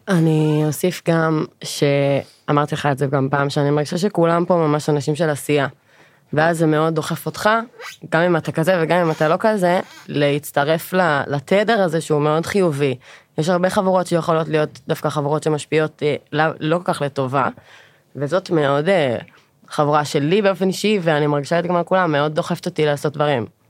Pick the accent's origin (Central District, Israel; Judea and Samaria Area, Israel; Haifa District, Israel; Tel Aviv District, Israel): Central District, Israel; Sharon; moved away as an adult; now in Pardes Hanna, Israel; במקור אני מאוד השרון